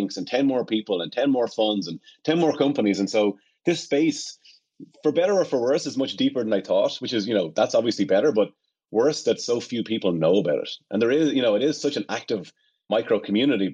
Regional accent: Ireland; moved away; I'm from Ireland, obviously, and I spent all my summers and holidays on family farms

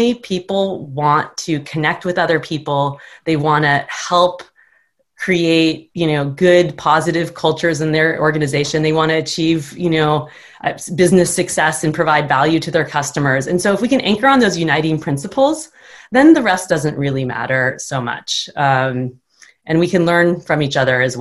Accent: United States; also born or lived in Japan; as a Westerner, and especially as an American

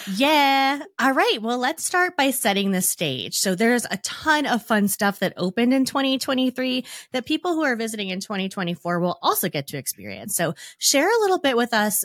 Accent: Arizona, United States; moved away; I was actually born and raised in Arizona

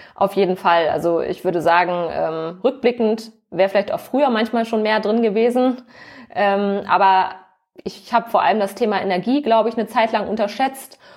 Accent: Hamburg, Germany; moved away as an adult; also born or lived in Cologne; Also ich komme tatsächlich auch aus dem hohen Norden. Ich bin auch Hamburgerin

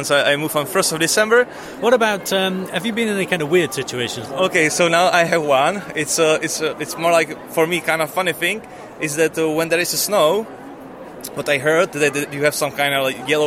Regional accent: Czechia; now in Netherlands; I'm from Czech Republic.

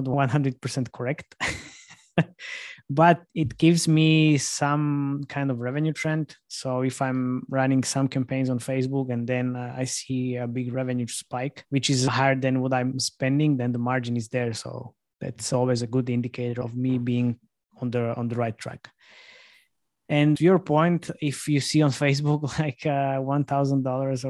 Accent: Slovakia; I'm from Slovakia

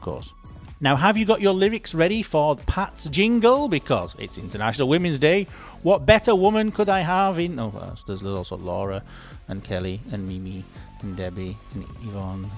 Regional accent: United Kingdom; I'm British

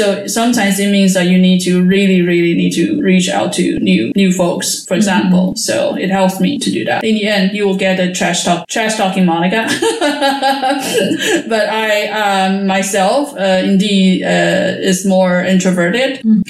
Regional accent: Taiwan; moved away as an adult; also born or lived in United States; now in Netherlands; I was born in Taiwan and I moved to the States for my PhD study. And then now I'm in the Netherlands working as a researcher in natural science at the university.

